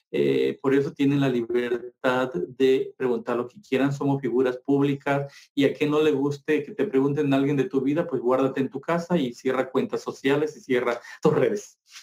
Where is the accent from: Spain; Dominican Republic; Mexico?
Mexico; los que venimos de Guerrero, Oaxaca y Chiapas